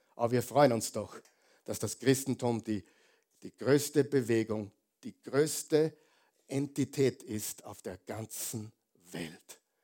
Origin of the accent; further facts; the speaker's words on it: Austria; Wir sind Österreicher, die meisten von uns